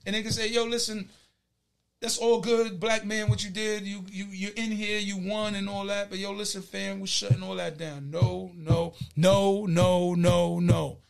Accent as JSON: {"language": "English", "town": "Shadyville", "region": "North Carolina", "country": "United States", "said": "You know, I'm from Shadyville, so we voted over at, I did the early vote in Creedmoor, over at Creedmoor."}